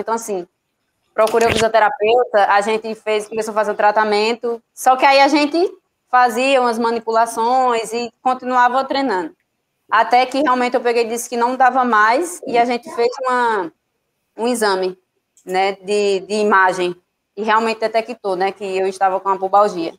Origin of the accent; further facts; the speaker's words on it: Juazeiro do Norte, Ceará, Brazil; now in Bahia, Brazil; eu sou cearense, que muita gente não sabe, eu moro aqui na Bahia, mas eu sou natural do Juazeiro do Norte